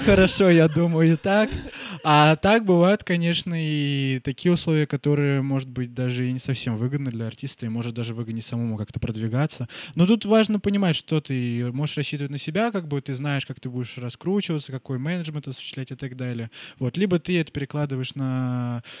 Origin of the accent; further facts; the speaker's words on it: Nizhnevartovsk, Khanty-Mansi Autonomous Okrug, Russia; moved away as an adult; я вернулся к себе в родной город, Нижневартовск, Сибирь